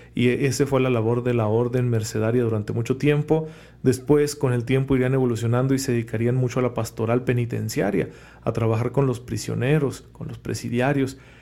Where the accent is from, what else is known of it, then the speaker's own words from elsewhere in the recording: Saucillo, Chihuahua, Mexico; moved away; mi pueblo, a, al bonito Saucillo